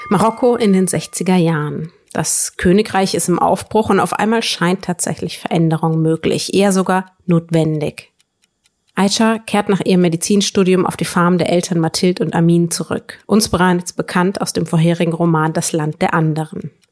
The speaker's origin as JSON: {"language": "German", "region": "Northern Germany", "country": "Germany", "said": "Erstens bin ich Norddeutsche, da geht's schon mal los."}